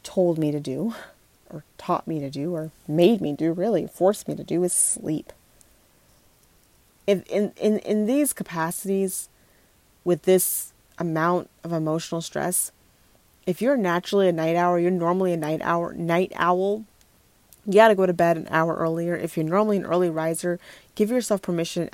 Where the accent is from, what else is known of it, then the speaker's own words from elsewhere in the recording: Minneapolis, Minnesota, United States; moved away; I'm not in Minneapolis right now. I don't live there currently. It's just my hometown